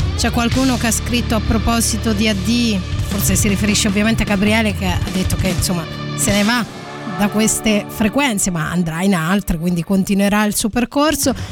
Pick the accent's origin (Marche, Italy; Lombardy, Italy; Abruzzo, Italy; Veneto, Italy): Abruzzo, Italy; L'Aquila; L'Aquila, cioè sono nata all'Aquila, poi sono in realtà originaria di un piccolo borgo medievale